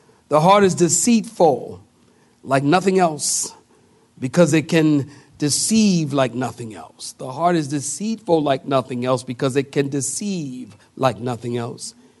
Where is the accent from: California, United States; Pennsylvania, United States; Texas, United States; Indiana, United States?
Pennsylvania, United States; Philadelphia; now in Apex, United States; I come from Philadelphia